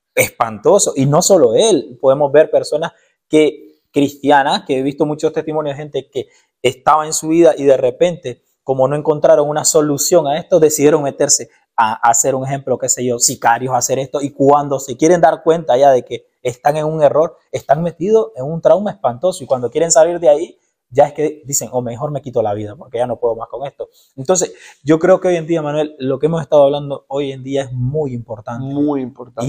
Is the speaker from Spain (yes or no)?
no; Nicaragua; yo soy de Nicaragua